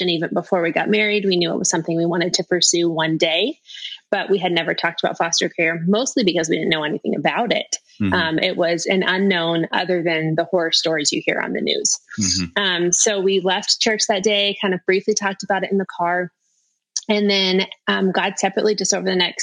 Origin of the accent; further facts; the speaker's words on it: Las Vegas, Nevada, United States; I'm from Las Vegas